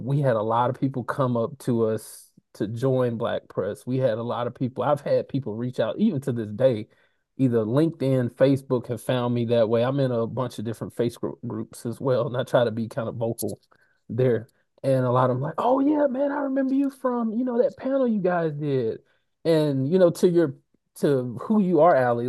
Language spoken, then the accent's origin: English; Alabama, United States; I grew up in Alabama